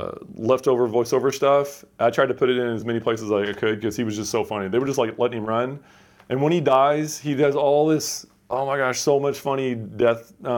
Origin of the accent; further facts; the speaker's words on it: Indiana, United States; also born or lived in Tucson; Southern Indiana.